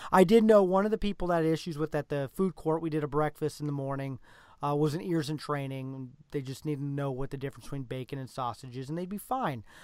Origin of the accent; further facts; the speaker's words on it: Nebraska, United States; we're from Nebraska